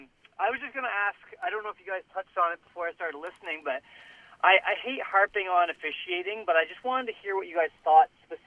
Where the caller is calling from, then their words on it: Langley, British Columbia, Canada; I'm from Langley.